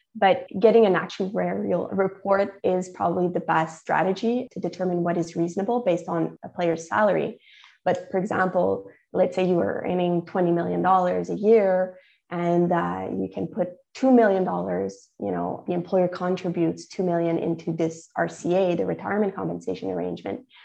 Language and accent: English; Canada; I'm Canadian